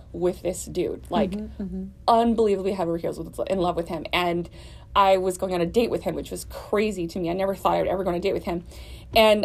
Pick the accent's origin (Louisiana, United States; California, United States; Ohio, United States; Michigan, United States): Louisiana, United States; New Orleans; moved away as an adult; now in Houston, United States; I live here in Houston. I'm originally from New Orleans, and we've been living here about 3 years.